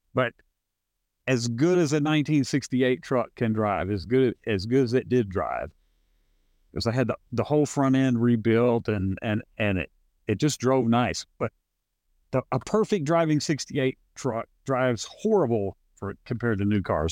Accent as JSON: {"language": "English", "region": "California", "country": "United States", "tie": "born or raised there", "moved": "yes", "lives_now": "Arkansas, United States", "said": "I grew up with you in Ar- in California"}